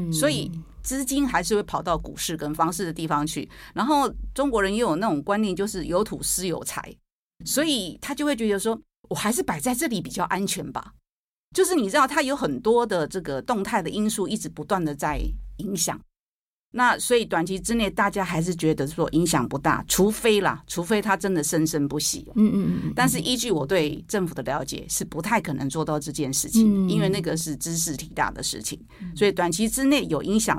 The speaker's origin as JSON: {"language": "Chinese", "country": "Taiwan", "said": "那你想想看，为什么我们还维持在一万七？因为我们台湾人很有信心啊。"}